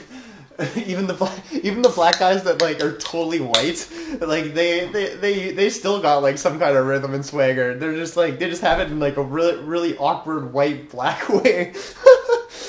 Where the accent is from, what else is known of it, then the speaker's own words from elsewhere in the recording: Canada; We say un, deux, trois because we're Canadian